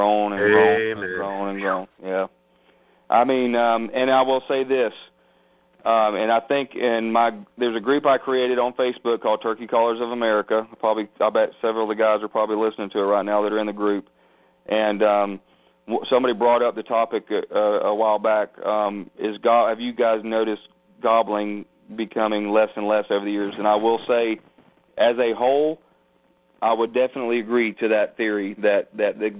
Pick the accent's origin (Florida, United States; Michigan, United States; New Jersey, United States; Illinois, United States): Florida, United States; moved away as an adult; also born or lived in Texas / Korea / South Carolina; I'm born and raised in Florida